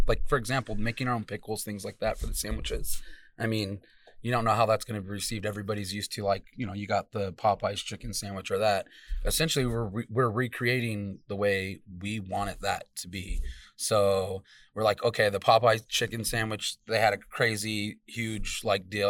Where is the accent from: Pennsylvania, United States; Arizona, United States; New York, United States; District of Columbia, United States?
Arizona, United States; Salt River; I'm from Salt River.